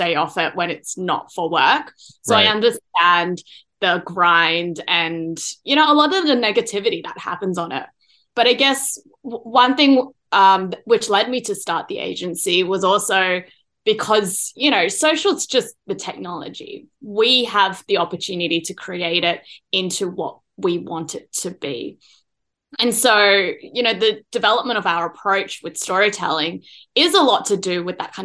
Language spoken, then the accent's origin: English; Australia; I am originally from Australia